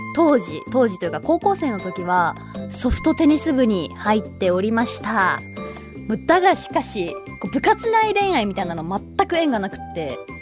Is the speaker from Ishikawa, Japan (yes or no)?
yes; Ishikawa, Japan; accent: Ishikawa dialect; 石川訛り